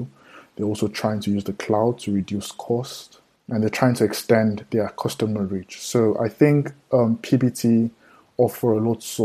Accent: Nigeria; I'm from Nigeria

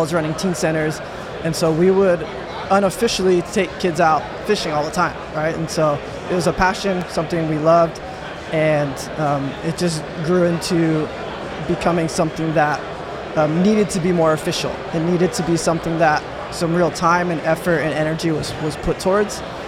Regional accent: Baytown, Texas, United States; Dirty Bay, Baytown, Texas

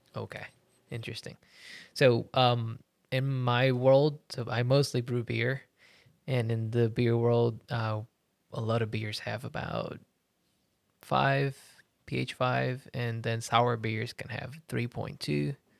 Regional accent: Puerto Rico; I come from Puerto Rico as well

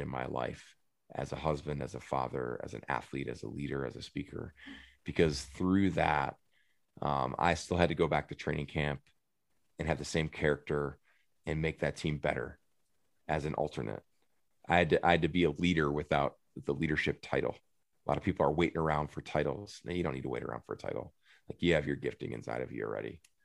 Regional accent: United States; moved away as an adult; also born or lived in Minneapolis / Phoenix; We, we grew up right on the Mississippi River that borders I- Wisconsin and Iowa

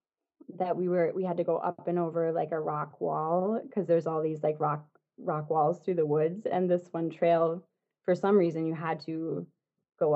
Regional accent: New Hampshire, United States; moved away; I'm from New Hampshire originally.

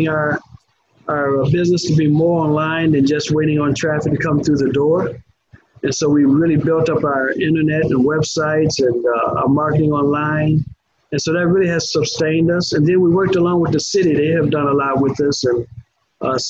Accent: Chicago, Illinois, United States; now in Orlando, United States; I was raised up in Chicago, but an all-Black area, or Inglewood to be specific

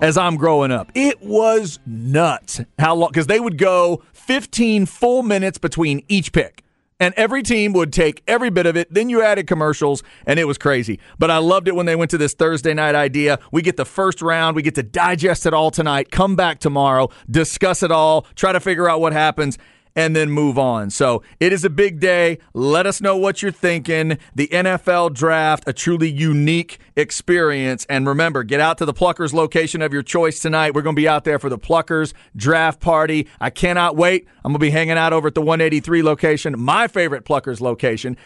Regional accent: Dallas, Texas, United States; I'm a Dallas area kid

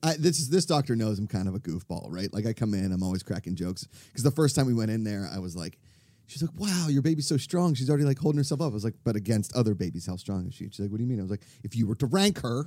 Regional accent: Pittsburgh, Pennsylvania, United States; accent: Pittsburgh; moved away; my Pittsburgh accent

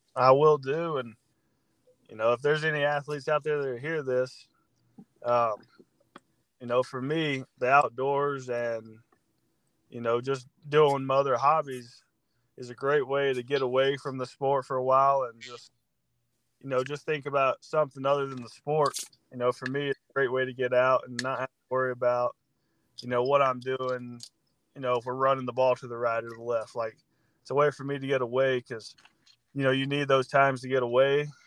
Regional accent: Georgia, United States; moved away as an adult; now in Missouri, United States; I'm from Georgia, and I play football

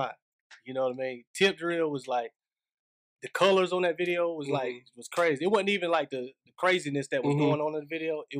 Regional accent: Laurinburg, North Carolina, United States; LBG, Laurinburg. So Laurinburg. If you know me, I come from Country Club Estates.

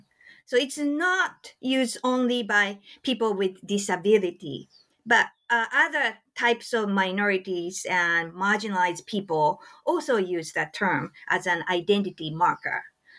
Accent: Japan; English is a second language; Growing up in Japan, I read a lot of manga, and actually I dreamed about becoming a manga artist myself.

